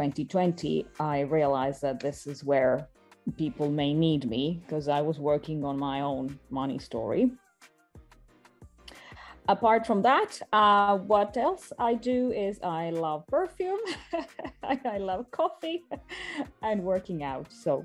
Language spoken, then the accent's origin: English; Estonia; born there; I was born in Estonia, and I've lived in quite a few countries.